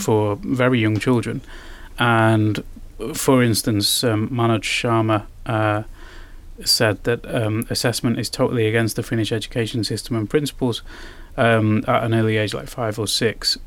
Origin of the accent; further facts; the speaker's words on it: United Kingdom; now in Finland; I'm from Britain